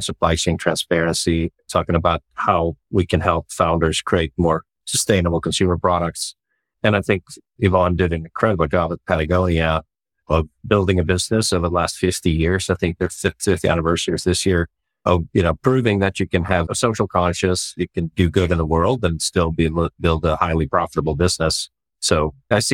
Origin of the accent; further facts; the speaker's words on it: Sweden; moved away as an adult; also born or lived in Dallas / San Francisco; now in United States; Well, I grew up in Sweden, so born and raised in Sweden.